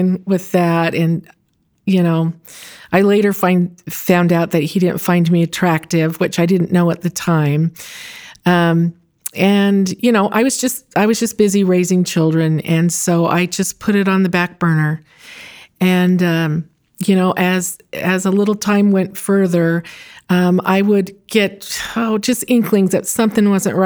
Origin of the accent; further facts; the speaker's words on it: Santa Monica, California, United States; I grew up in Santa Monica in Southern California